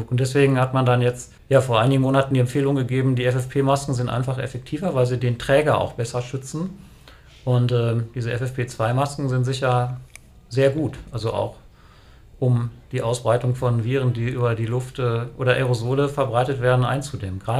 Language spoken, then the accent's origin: German; Lower Saxony, Germany; bin dann halt wieder zurückgekehrt hier in die Region, also sozusagen meine Heimatregion